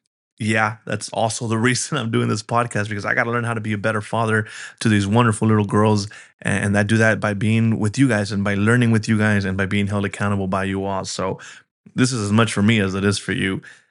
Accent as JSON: {"language": "English", "region": "Colorado", "country": "United States", "said": "You know, I'm from Colorado originally. And while I have moved around in my younger years, I didn't expect that to be something that was happening in this season of life."}